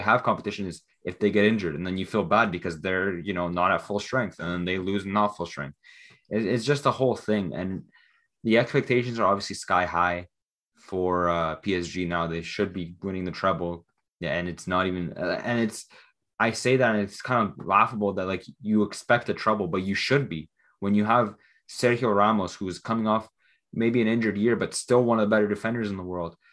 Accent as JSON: {"language": "English", "country": "Canada", "said": "especially as a Canadian"}